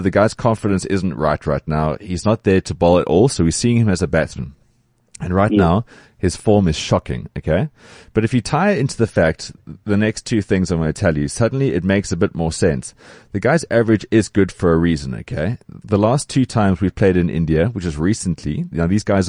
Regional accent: South Africa; as South African fans

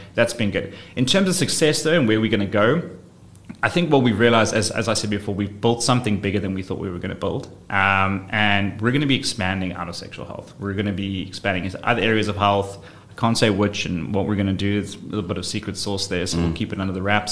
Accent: South Africa; also born or lived in London; when I moved back from London, the one thing I realized when coming back to South Africa

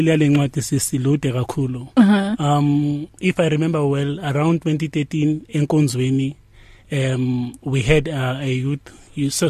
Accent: Duduza, Gauteng, South Africa; Eduduza. Ngokuzalwa ngizalelwe Eduduza, ngikhulele Eduduza.

